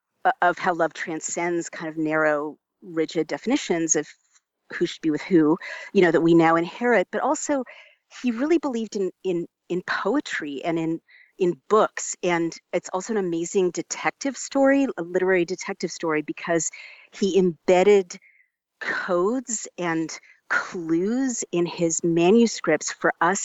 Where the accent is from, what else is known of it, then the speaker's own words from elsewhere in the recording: United States; as an American